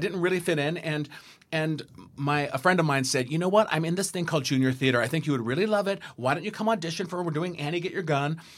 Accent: San Diego, California, United States; I grew up in San Diego.

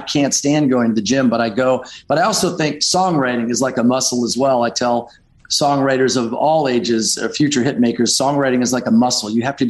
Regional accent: Detroit, Michigan, United States; moved away; also born or lived in Grosse Pointe, Michigan / Los Angeles / Nashville; I grew up in Detroit.

